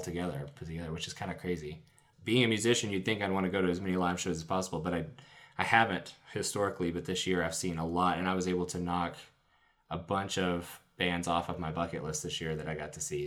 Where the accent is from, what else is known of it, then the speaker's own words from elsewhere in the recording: Chattanooga, Tennessee, United States; I grew up in Chattanooga.